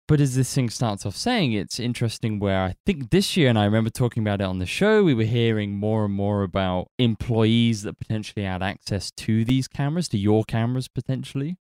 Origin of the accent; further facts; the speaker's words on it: United Kingdom; we are British